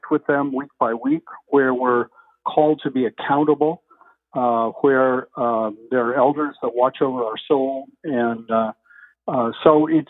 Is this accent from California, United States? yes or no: yes; California, United States; also born or lived in Philadelphia; I'm a Californian, fifth generation Californian on both my mother and father's side.